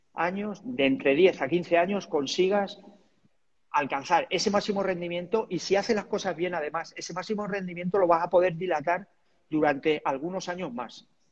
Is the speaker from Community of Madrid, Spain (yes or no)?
no; Talavera de la Reina, Castilla-La Mancha, Spain; empecé a entrenar a triatletas de allí de mi pueblo y a partir de ahí también creamos el equipo de triatlón en Talavera